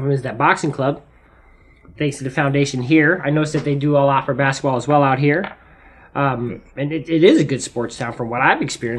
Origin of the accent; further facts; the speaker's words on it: Las Vegas, Nevada, United States; now in Washington, United States; I was out in Washington. I came out here in 2005. Mm-hmm. I'm from Las Vegas, Nevada.